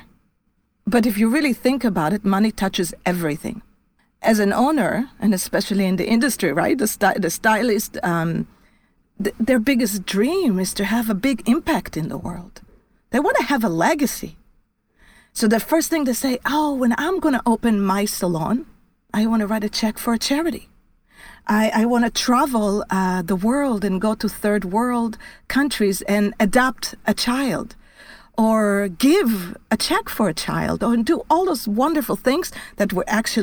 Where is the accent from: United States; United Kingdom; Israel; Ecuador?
Israel; moved away as an adult; I was born in Israel. And I lived in Israel until I was pretty much after my IDF service